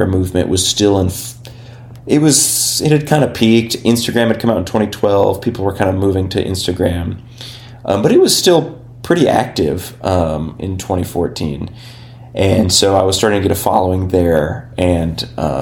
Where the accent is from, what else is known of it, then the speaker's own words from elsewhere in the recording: Berne, Indiana, United States; now in Cincinnati, United States; having grown up in Indiana